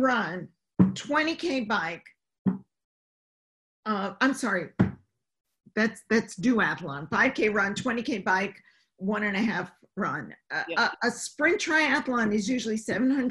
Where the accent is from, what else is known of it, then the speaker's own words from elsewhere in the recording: New York City, New York, United States; moved away; being a New Yorker, I was like, which do I root for? Except that I was a Mets fan, not a Yankee fan. Because I lived in Queens